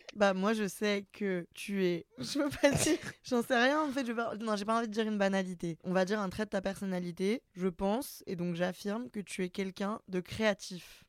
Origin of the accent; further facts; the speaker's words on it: Lyon, Auvergne-Rhône-Alpes, France; moved away as an adult; now in Paris, France; je suis lyonnaise